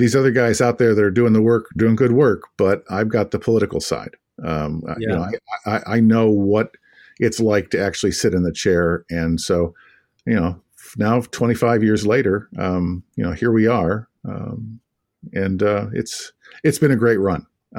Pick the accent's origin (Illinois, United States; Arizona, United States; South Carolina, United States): Illinois, United States; Kankakee; I in a little town called Kankakee, Illinois, south suburbs of Chicago.